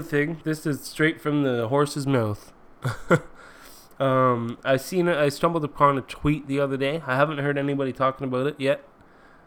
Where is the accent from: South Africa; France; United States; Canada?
Canada; I'm Canadian